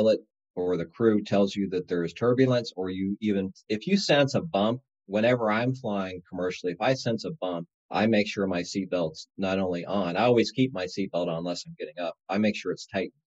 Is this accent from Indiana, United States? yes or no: yes; Indiana, United States; now in Chicago, United States; I commute between Chicago and the home where I grew up down in Indiana